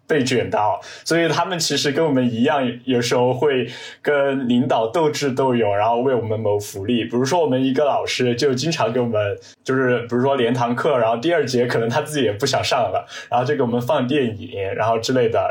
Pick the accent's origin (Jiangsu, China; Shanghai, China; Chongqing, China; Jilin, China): Chongqing, China; 我来自于重庆，就读于重庆的一所直属小中学